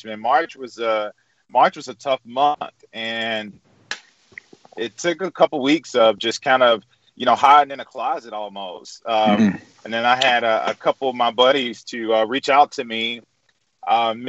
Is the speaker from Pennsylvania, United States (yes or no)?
no; Edwards, Mississippi, United States; now in Jackson, United States; I grew up in Edwards with no shoes on, chasing blueberries and digging up sweet potatoes